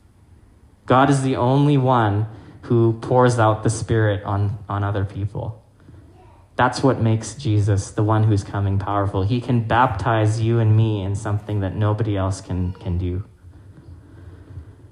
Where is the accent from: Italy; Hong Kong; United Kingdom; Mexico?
Hong Kong; now in Winnipeg, Canada; I grew up in Hong Kong